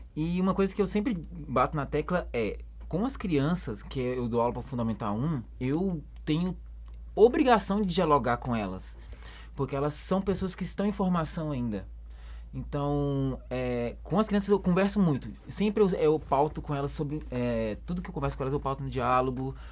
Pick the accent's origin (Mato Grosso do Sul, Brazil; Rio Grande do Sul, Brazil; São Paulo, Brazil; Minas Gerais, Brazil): Minas Gerais, Brazil; Belo Horizonte; moved away as an adult; also born or lived in Esmeraldas, Minas Gerais; now in Caruaru, Brazil; eu nasci em Belo Horizonte, né? Nasci, nasci na, na favela